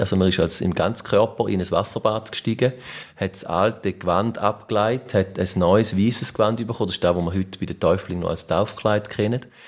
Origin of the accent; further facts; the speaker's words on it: Mörschwil, St. Gallen, Switzerland; in Mörschwil, wo ich herkomme